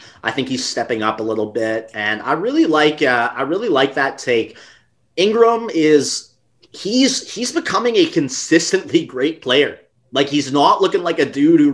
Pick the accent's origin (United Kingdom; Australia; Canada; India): Canada; especially being from Canada